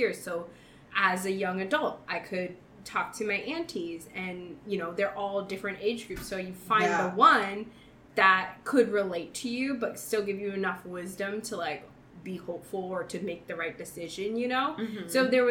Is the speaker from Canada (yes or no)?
no; Guam; moved away; growing up in Guam